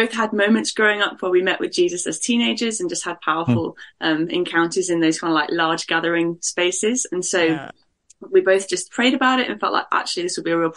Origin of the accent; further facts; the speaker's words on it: Birmingham, West Midlands, United Kingdom; moved away as an adult; now in Nottingham, United Kingdom; I am from the Midlands, from a city called Birmingham, which is the second biggest city. Grew up there, loved it.